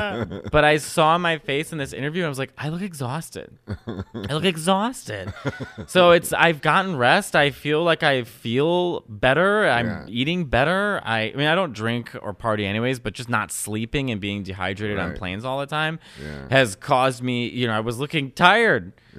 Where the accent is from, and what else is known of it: Chicago, Illinois, United States; born or raised there